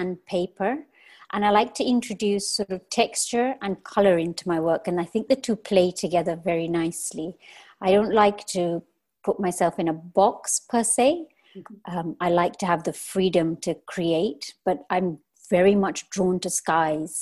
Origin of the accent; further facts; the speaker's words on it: Kenya; moved away as an adult; I am born and raised in Kenya.